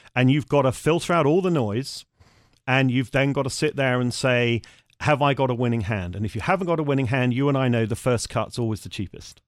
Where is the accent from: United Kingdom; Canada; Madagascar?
United Kingdom; also born or lived in Germany; as a Brit